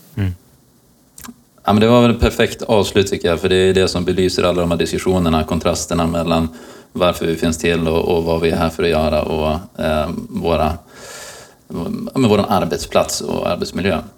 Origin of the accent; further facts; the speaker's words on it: Umeå, Västerbotten County, Sweden; moved away; som är Umebo i, i grunden